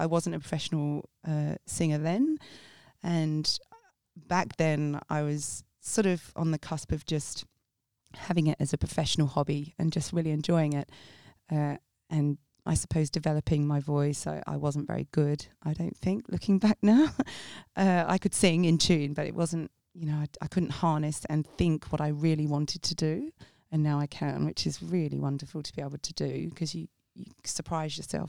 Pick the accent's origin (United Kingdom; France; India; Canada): United Kingdom; South East England; I grew up in Sussex, where my mother answers the phone like that.